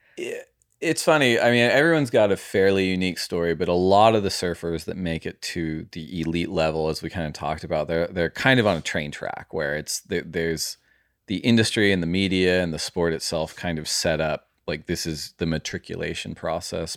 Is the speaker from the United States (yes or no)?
yes; United States; I grew up in America, my mom's Australian